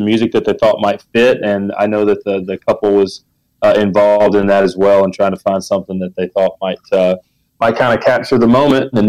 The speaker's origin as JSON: {"language": "English", "region": "Arkansas and Florida", "country": "United States", "tie": "born or raised there", "moved": "yes", "said": "I grew up sort of in Arkansas and Florida"}